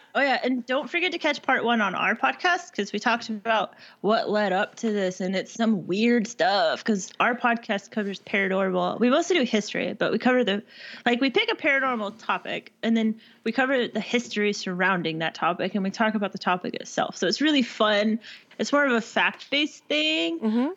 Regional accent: Texas, United States; also born or lived in Washington / Alaska; this is Texas, so I mean, if you ain't good with a gun, you got a problem

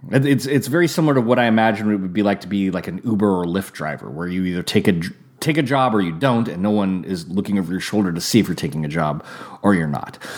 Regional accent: California, United States; also born or lived in Santa Rosa, California; now in Napa, California, United States

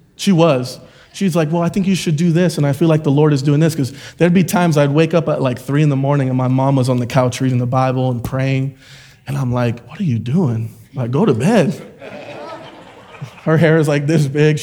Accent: Florida, United States; moved away as an adult; also born or lived in Puerto Rico / Oklahoma; I was born in Puerto Rico, moved to Florida when I was about 2 or 3 years old, and grew up in a Christian home.

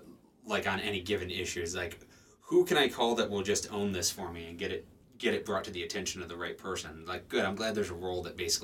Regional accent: Illinois, United States; moved away; I come from Illinois originally

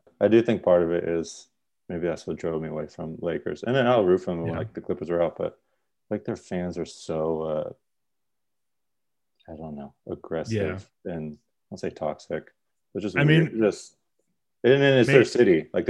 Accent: San Diego, California, United States; San Diego.

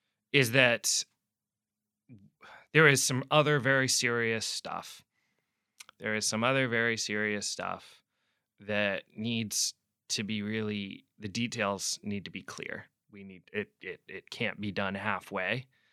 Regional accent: Pacific Northwest, United States; I'm from the Pacific Northwest.

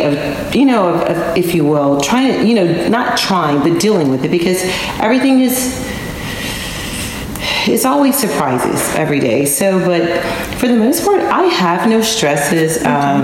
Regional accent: Dallas, Texas, United States; I am originally from Dallas

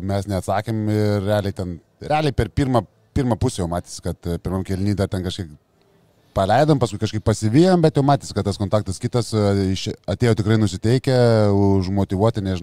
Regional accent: Lithuania; mes lietuviai

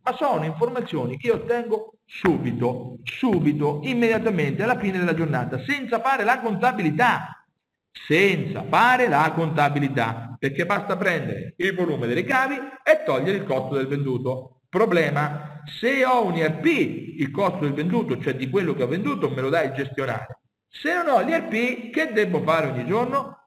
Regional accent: Marche, Italy; io sono marchigiano e vivo nella zona calzaturiera

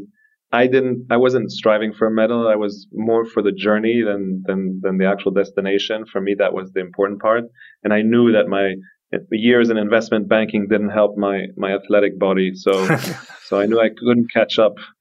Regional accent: Switzerland; moved away as an adult; also born or lived in New York / London; I grew up in Switzerland. I'm Swiss and I grew up in the Alps.

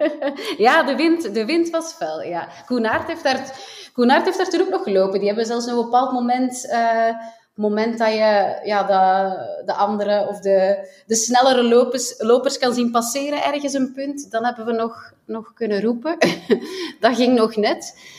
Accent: Flanders, Belgium; wij dan als Belgen

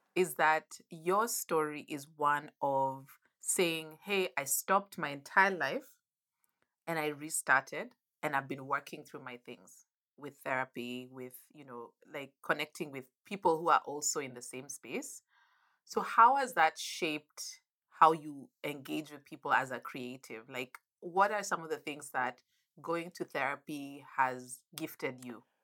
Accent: Nairobi, Kenya; I grew up in Nairobi

